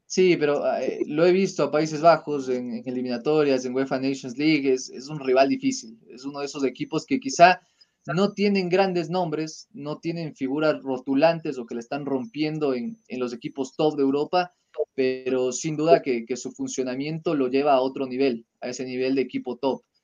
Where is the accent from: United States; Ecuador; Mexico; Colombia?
Ecuador; somos ecuatorianos